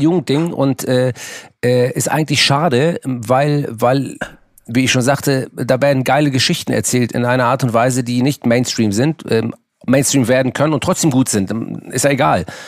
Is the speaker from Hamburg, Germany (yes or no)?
yes; Hamburg, Germany; Äh, es ist Hamburg Müllmannsberg